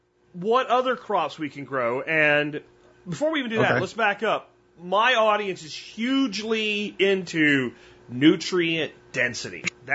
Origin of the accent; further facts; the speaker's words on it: Pennsylvania, United States; moved away; Where I grew up in Pennsylvania, in like the heart of some of the most fertile soil on the planet